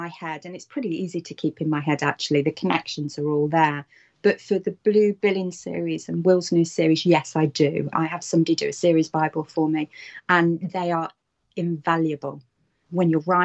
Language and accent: English; United Kingdom; I am British.